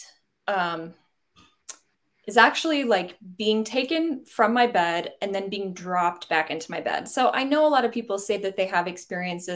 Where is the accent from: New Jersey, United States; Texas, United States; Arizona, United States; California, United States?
Texas, United States; Fort Worth; I grew up in the Fort Worth area in Texas in a pretty straight-laced Southern Baptist household.